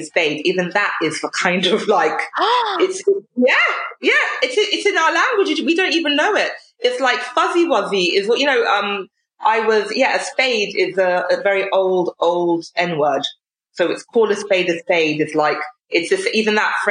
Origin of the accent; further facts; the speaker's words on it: United Kingdom; as British people